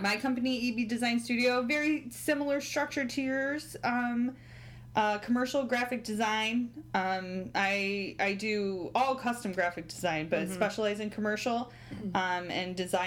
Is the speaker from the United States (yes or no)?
yes; Southeast Michigan, United States; now in Ann Arbor, United States; I'm originally from the Southeast Michigan area, just not Ann Arbor specifically.